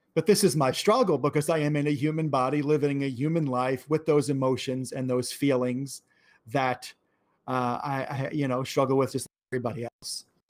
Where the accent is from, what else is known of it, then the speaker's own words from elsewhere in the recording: New York, United States; I'm from New York